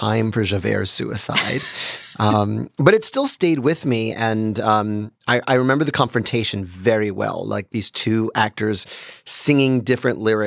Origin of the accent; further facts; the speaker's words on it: New York City, New York, United States; being a New Yorker